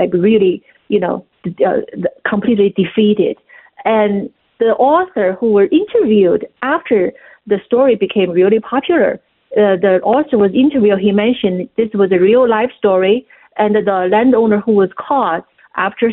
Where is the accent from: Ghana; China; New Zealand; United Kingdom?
China; moved away; my experience of growing up in China